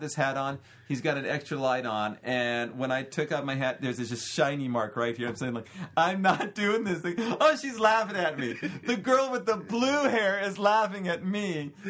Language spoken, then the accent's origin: English; United States; I'm American and I don't care.